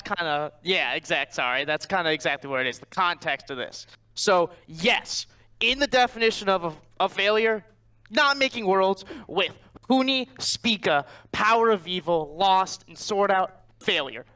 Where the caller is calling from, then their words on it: Cleveland, Ohio, United States; I'm calling from Cleveland, Ohio